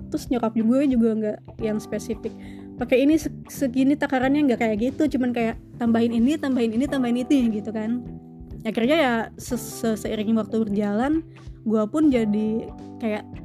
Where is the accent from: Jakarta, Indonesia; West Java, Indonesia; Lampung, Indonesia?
West Java, Indonesia; jangankan dari Manado gitu kadang ya gue sendiri dari Sunda